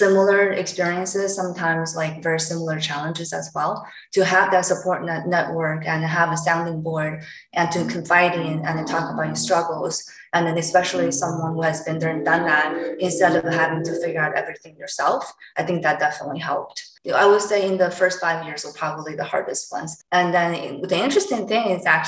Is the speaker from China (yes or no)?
yes; China; English is a second language; moved away as an adult; also born or lived in California / England / Ohio / Washington DC; now in Philadelphia, United States; I was born and raised in China up until I was in college.